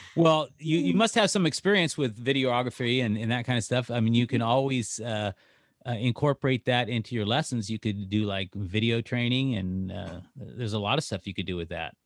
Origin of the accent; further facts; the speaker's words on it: Northern California, United States; moved away; I'm from Northern California. I mean, I lived in California a lot of years.